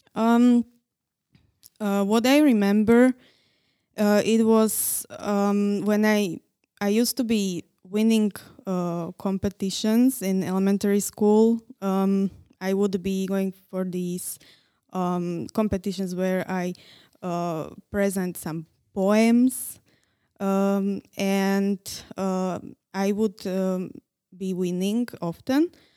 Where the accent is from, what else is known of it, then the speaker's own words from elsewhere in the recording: Nitra, Nitra Region, Slovakia; English is a second language; moved away as an adult; now in Prague, Czech Republic; I was born in Nitra